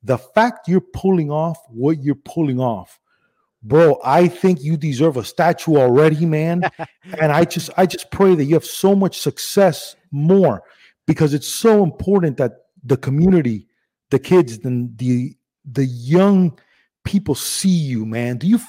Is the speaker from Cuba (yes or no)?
yes; Cuba; born there; I was born in Cuba, and my dad, it was just very popular in the 80s.